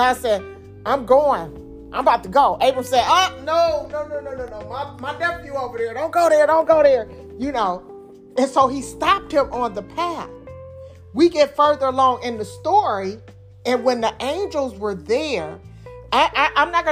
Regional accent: Detroit, Michigan, United States; I'm from Detroit

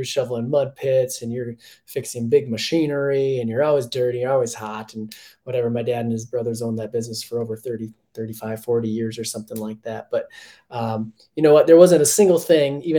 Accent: Minnesota, United States; now in Colorado, United States; as a Minnesotan

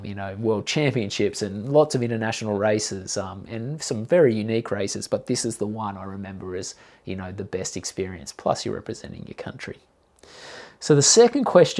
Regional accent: Gold Coast, Queensland, Australia; I grew up on the Gold Coast and I was into surf lifesaving

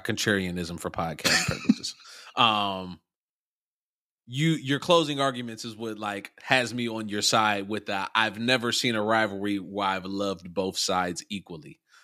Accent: Youngstown, Ohio, United States; also born or lived in Columbus, Ohio; my hometown, Youngstown, Ohio

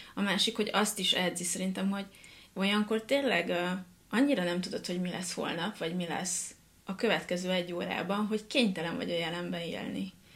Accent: Hungary; én pont ugyanolyan egyszerű vidéki lány vagyok, mint bárki más. Egy, aki nem pesti

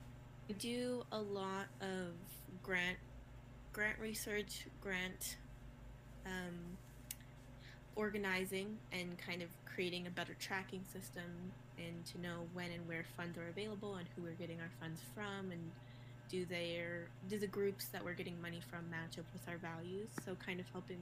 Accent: Albuquerque, New Mexico, United States; I am from Albuquerque, New Mexico. Well, I've lived here since I was seven. So I consider it my home.

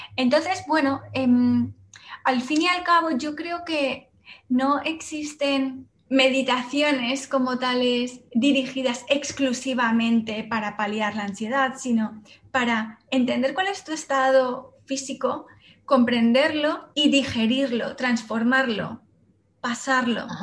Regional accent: Salamanca, Castile and León, Spain; moved away as an adult; also born or lived in Madrid; yo soy de Salamanca, pero me fui a estudiar a Madrid

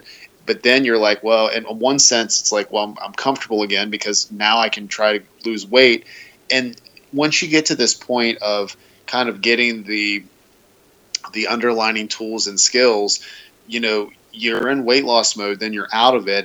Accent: greater Cincinnati, Kentucky, United States; I was born and raised in the greater Cincinnati, northern Kentucky area

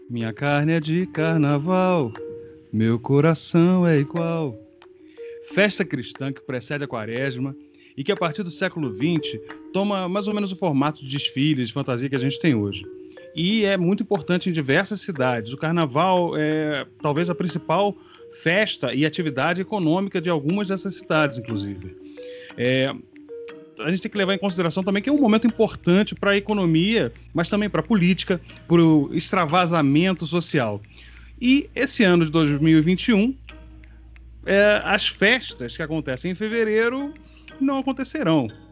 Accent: Rio de Janeiro, Brazil; Quando criança, lá, lá em Vila Isabel, que foi onde eu cresci, eu nasci no Estácio, fui criado em Vila Isabel

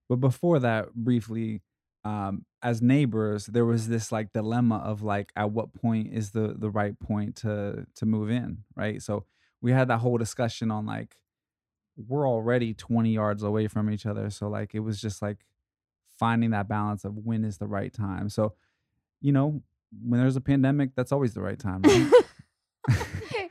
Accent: Ohio, United States; moved away as an adult; now in Los Angeles, United States; I was raised in Ohio

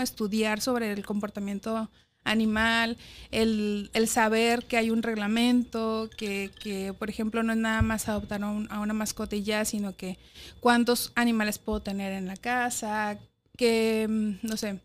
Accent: Guadalajara, Jalisco, Mexico; moved away as an adult; also born or lived in Mexico City; Chiquitita Guadalajara. Allá crecí, Ahí estudié en la universidad

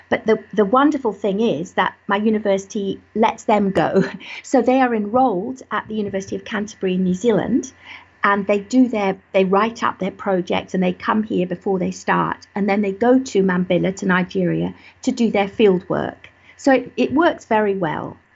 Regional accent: Malawi; born there; I was born in Malawi, again working when my father was working in the mountains in forest

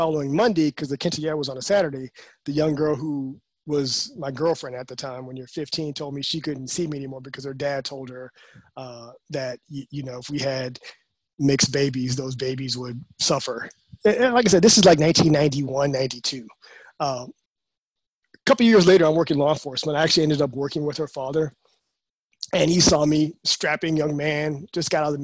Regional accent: the South, United States; I'm from the South

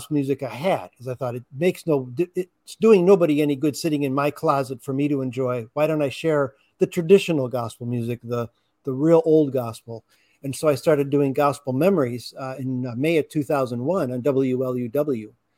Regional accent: Hammond, Indiana, United States; now in Chicago, United States; My hometown was Hammond, Indiana, which is in the northwest part of Indiana

